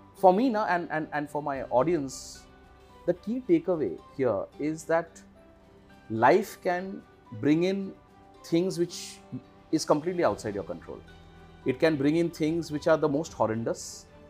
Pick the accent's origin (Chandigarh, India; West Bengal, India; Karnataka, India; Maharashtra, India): West Bengal, India; Kolkata; I was born and brought up in Calcutta.